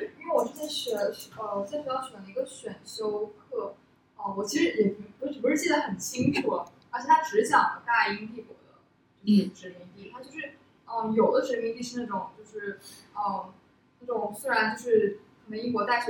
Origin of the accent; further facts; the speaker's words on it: Harbin, Heilongjiang, China; 我小时候在哈尔滨长大的